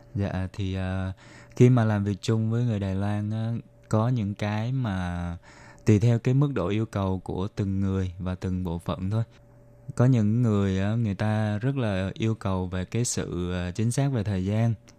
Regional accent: Ho Chi Minh City, Vietnam; moved away as an adult; now in Taiwan; mình đến từ thành phố Hồ Chí Minh.

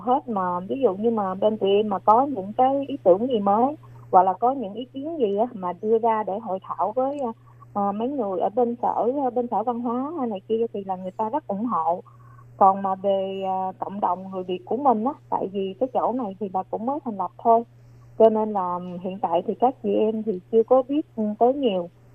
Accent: Long An, Vietnam; moved away as an adult; now in New Taipei, Taiwan; quê của em là ở tỉnh Long An và em sang Đài Loan được là 18 năm

